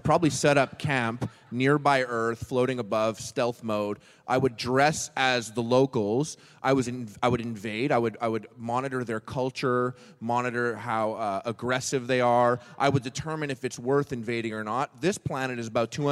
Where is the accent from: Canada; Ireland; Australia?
Canada; Montreal, Quebec; I'm from Montreal